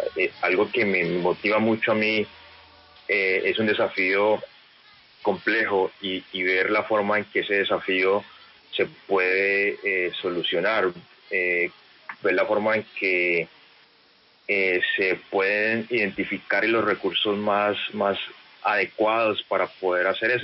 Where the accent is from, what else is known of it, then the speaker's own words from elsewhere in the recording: Cali, Valle del Cauca, Colombia; estando en Cali y con la influencia de los equipos de Cali, creciendo en Cali